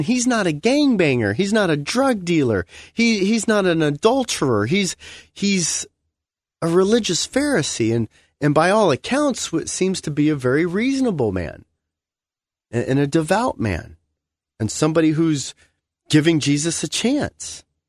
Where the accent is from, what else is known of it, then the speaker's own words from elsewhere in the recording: United States; as an American, when you meet Christians from the, around the world, you realize that a lot of our beliefs are really more American beliefs